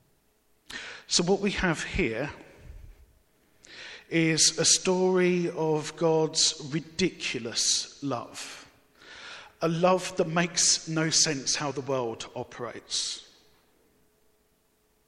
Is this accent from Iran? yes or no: no; Barking, London, United Kingdom; Growing up in Barking